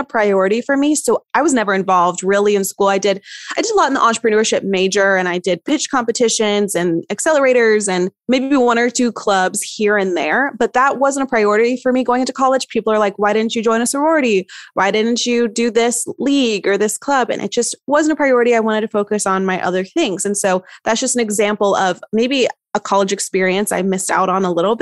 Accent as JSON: {"language": "English", "region": "East Tennessee", "country": "United States", "said": "I'm from East Tennessee and it's beautiful"}